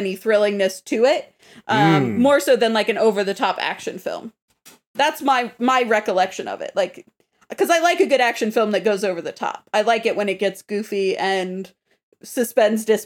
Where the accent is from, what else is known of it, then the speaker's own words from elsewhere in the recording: Southern California, United States; growing up in Southern California